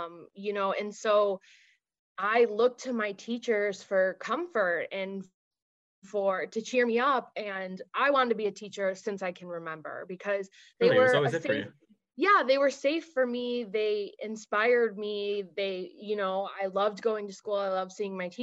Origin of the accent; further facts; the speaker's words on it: near Chicago, Illinois, United States; I grew up near Chicago, like in the south suburbs.